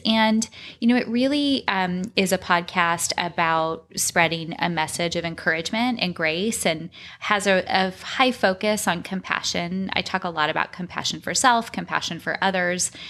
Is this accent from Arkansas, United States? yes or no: no; Arizona, United States; I grew up in Arizona.